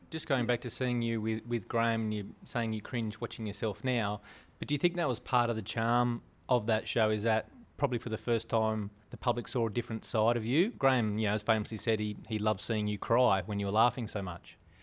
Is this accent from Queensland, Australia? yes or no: no; Mudgee, New South Wales, Australia; moved away; I'm back in my hometown of Mudgee, New South Wales